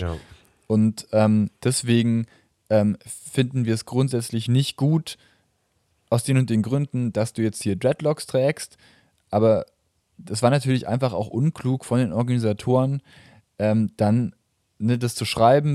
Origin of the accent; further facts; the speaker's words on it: Germany; ich jetzt als Deutscher